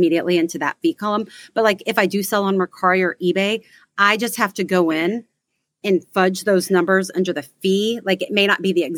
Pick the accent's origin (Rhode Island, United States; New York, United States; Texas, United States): Texas, United States; We are from Texas